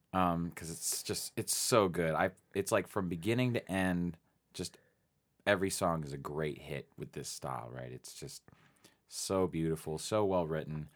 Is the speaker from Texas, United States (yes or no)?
no; Phoenix, Arizona, United States; also born or lived in East Coast / West Coast; now in Tucson, United States; I'm from Phoenix, Arizona, originally, born and raised